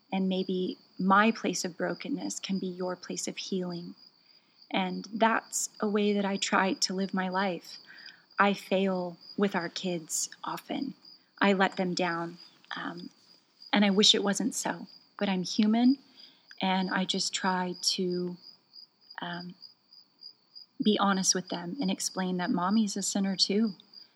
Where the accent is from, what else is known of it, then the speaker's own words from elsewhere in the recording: United States; moved away; also born or lived in Norway; as an American